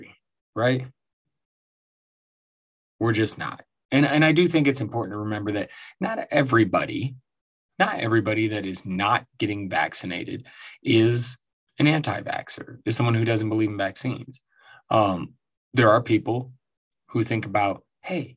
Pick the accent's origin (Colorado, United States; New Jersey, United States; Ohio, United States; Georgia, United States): Colorado, United States; Denver; my hometown Denver Nuggets